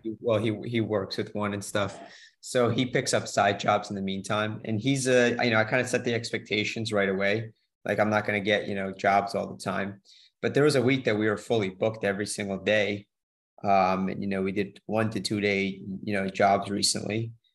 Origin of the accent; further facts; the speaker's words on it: New Jersey, United States; moved away as an adult; now in Florida, United States; I'm from New Jersey originally